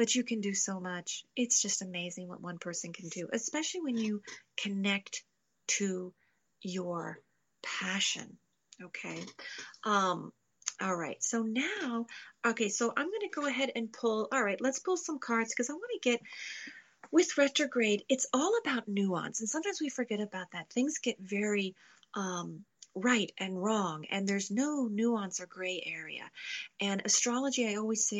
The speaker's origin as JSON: {"language": "English", "town": "Louisville", "region": "Kentucky", "country": "United States", "said": "I'm from Louisville"}